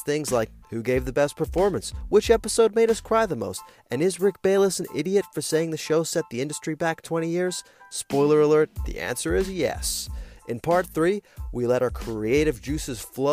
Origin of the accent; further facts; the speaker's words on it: Italy; moved away; I grew up in Italy